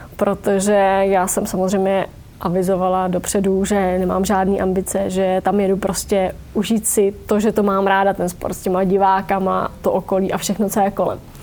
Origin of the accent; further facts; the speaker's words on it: Vysočina Region, Czechia; u nás na Vysočině